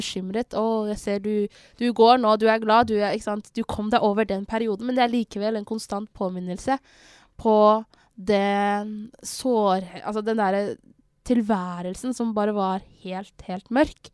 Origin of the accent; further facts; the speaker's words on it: Somalia; now in Norway; jeg er fra Somalia